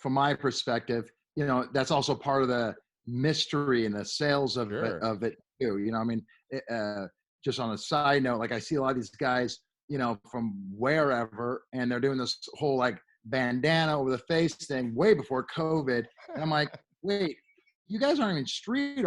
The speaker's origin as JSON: {"language": "English", "town": "Los Angeles", "region": "California", "country": "United States", "tie": "born or raised there", "also_born_or_lived": "Beverly Hills / San Fernando Valley / Hollywood", "said": "Los Angeles. I'm born and raised here."}